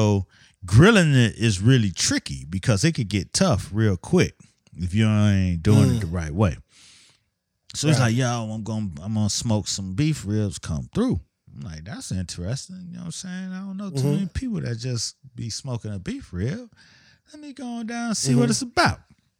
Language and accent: English; Miami, Florida, United States; I grew up in Miami in the 70s and 80s. As probably the only Muslim in my neighborhood that I knew.